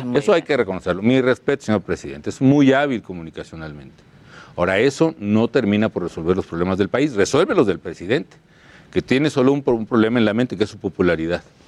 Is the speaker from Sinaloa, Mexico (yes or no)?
no; Morelia, Michoacán, Mexico; camioncito de esos rurales guajoloteros que le llamamos en mi tierra, es que iban de Morelia a Charo